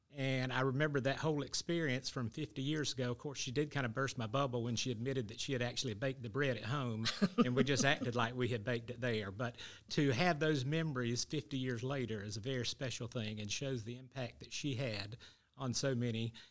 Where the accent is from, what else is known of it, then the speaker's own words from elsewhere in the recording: Athens, United States; We were all born and raised here in this church, baptized in this church